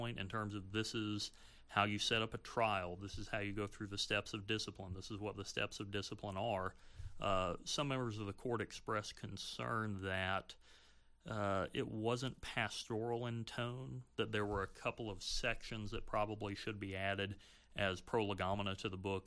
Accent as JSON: {"language": "English", "area": "the South", "region": "Southern United States", "country": "United States", "said": "as a Southerner"}